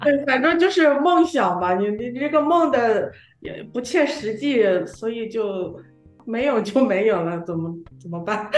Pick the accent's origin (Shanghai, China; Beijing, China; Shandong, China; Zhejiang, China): Shandong, China; 我山东人嘛，对面食就是有特别的那个